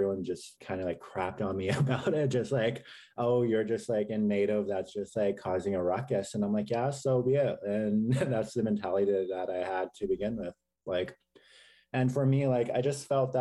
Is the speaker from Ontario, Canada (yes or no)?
no; Langley, British Columbia, Canada; also born or lived in Saskatchewan; I'm grew up in Langley, BC most of my life